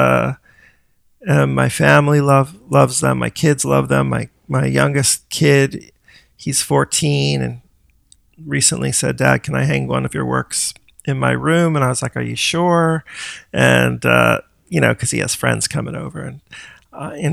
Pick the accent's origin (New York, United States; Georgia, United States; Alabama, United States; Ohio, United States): New York, United States; South Fallsburg; born or raised there; also born or lived in Middletown, New York / Brooklyn, New York; now in Suffern, United States